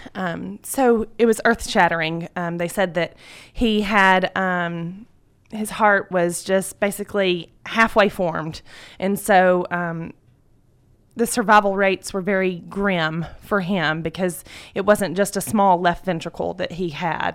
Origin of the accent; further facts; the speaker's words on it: Carroll County, Georgia, United States; I was born and raised in Carroll County